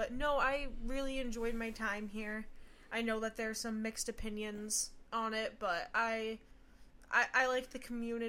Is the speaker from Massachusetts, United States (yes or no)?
yes; Easthampton, Massachusetts, United States; moved away as an adult; now in Pittsfield, United States; So, born and raised East Hampton, Massachusetts. Currently live in Pittsfield, though, so I'm just here on the weekend right now.